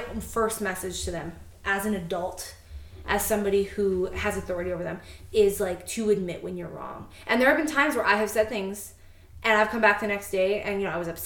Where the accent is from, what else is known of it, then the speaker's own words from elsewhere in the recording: Canada; as a Canadian